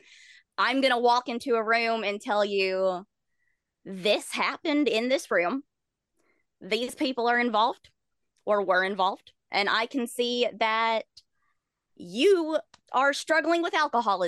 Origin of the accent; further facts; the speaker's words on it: the Bible Belt, United States; I grew up in the Bible Belt